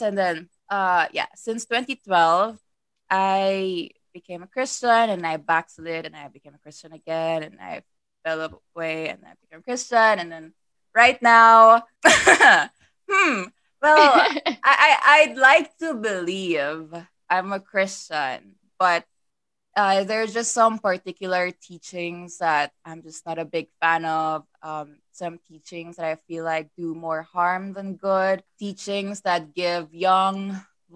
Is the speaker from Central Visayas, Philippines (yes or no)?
yes; Cebu City, Central Visayas, Philippines; I'm from Cebu